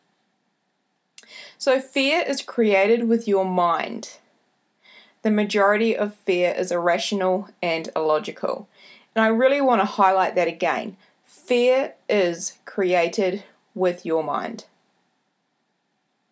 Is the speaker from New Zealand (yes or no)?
yes; New Zealand; accent: Kiwi; my Kiwi accent